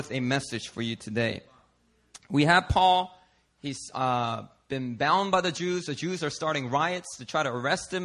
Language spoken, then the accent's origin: English; Philadelphia, Pennsylvania, United States; Growing up in Philadelphia, I mean, the streets, they are not nice to you